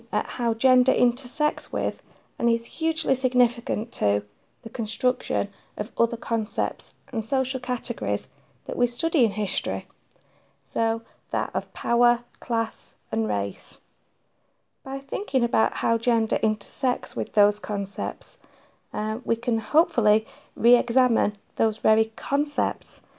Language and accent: English; Manchester, North West England, United Kingdom; I am a proud Mancunian